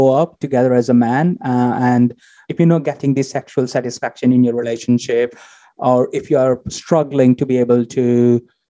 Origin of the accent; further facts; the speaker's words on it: India; moved away; originally I come from India, so you can imagine how much conservatism culture I grew up